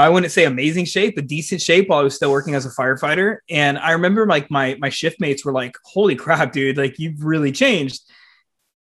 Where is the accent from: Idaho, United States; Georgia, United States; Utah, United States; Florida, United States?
Florida, United States; South; growing up in the South Florida scene